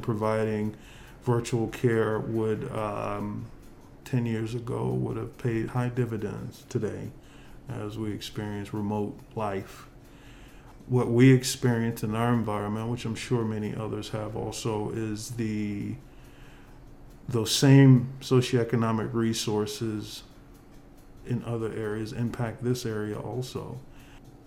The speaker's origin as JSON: {"language": "English", "region": "Florida", "country": "United States", "tie": "born or raised there", "moved": "yes", "said": "my days of growing up in Florida"}